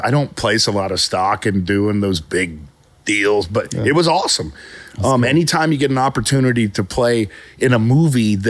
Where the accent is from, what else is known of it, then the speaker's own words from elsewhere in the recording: Oklahoma, United States; now in Texas, United States; I grew up in Oklahoma